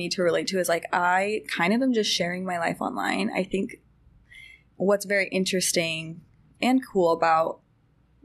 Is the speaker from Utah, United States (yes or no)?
yes; Utah, United States; I grew up in Utah County, which is the most Mormon place of all time